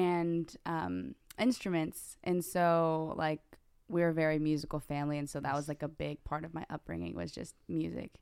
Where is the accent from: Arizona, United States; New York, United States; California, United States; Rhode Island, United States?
California, United States; Morgan Hill; Uh, born and raised in Morgan Hill, California